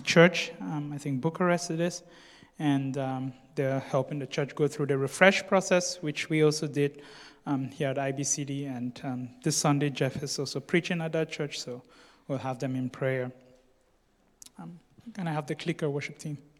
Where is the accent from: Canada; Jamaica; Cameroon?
Cameroon; I come from Cameroon.